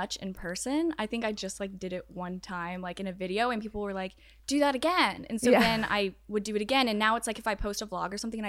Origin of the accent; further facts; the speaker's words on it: Georgia, United States; I'm right outside of Atlanta.